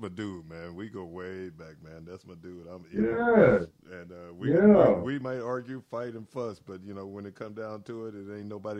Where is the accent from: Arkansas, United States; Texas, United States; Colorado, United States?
Arkansas, United States; I'm from Arkansas, but I went to school up there